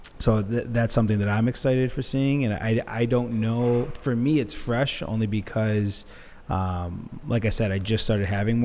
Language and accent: English; Detroit, Michigan, United States; now in Chicago, United States; I grew up here. I'm from here.